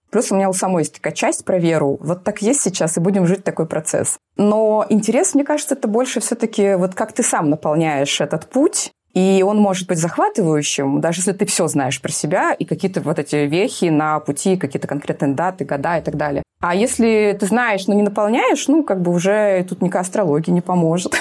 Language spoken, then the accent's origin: Russian; Urals, Russia; moved away as an adult; also born or lived in Moscow; я с Урала